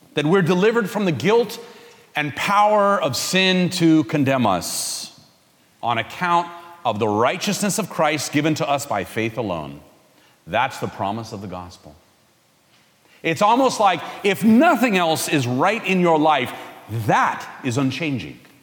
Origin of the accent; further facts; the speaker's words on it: California, United States; I'm from California